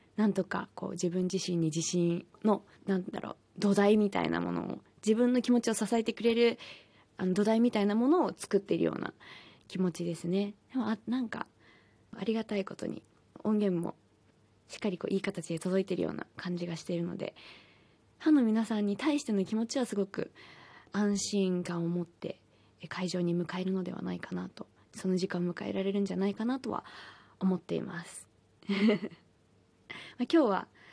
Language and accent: Japanese; Hiroshima, Japan; now in Tokyo, Japan; 私は広島県出身